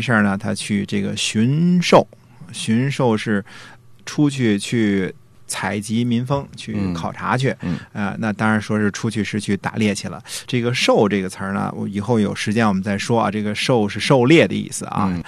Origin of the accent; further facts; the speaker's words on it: northern China, China; moved away; 我小的时候，至少在北方的时候